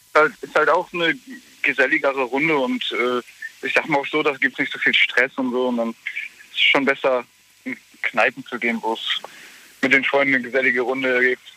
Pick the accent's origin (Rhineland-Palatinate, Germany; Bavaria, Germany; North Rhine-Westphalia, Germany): Rhineland-Palatinate, Germany; Waldbreitbach; ich komme aus Waldbreitbach.